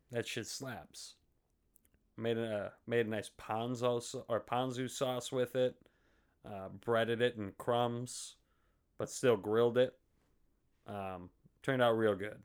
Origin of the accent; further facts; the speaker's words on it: Faribault, Minnesota, United States; also born or lived in Fargo; hometown of Faribault